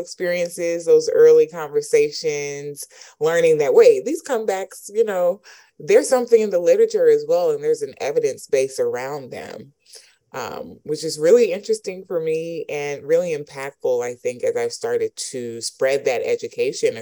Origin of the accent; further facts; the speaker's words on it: College Park, Georgia, United States; growing up in College Park, Georgia